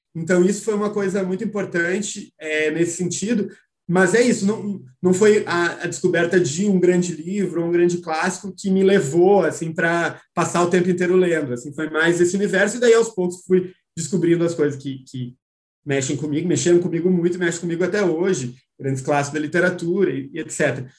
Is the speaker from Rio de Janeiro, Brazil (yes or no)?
no; Porto Alegre, Rio Grande do Sul, Brazil; eu sou do Rio Grande do Sul, né, é, sou de Porto Alegre